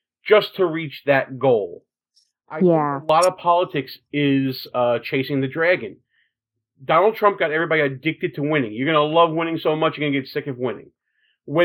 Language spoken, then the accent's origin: English; New York City, New York, United States; we're both from Brooklyn